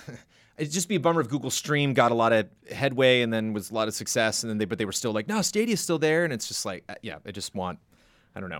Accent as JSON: {"language": "English", "region": "Southern California", "country": "United States", "tie": "born or raised there", "said": "Born and raised in Southern California"}